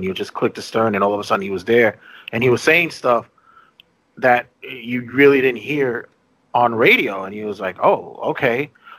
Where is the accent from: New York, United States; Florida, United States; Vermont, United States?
New York, United States; Growing up in New York